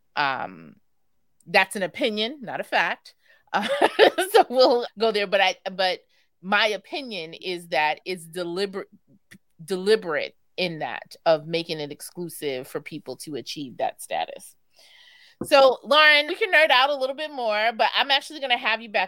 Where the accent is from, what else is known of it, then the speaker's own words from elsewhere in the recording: New York City, New York, United States; I grew up primarily in Rosedale, which is not too far from Jamaica